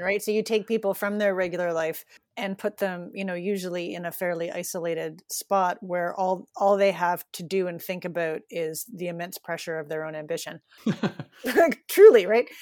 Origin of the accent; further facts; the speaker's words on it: Toronto, Ontario, Canada; moved away as an adult; now in Newfoundland, Canada; I grew up in Toronto, sort of lived a, a pretty city existence.